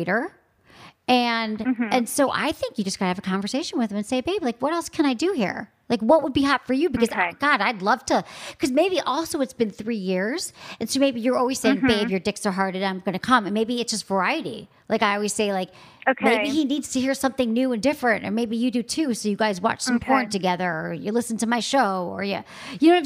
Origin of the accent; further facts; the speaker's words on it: Michigan, United States; from my home state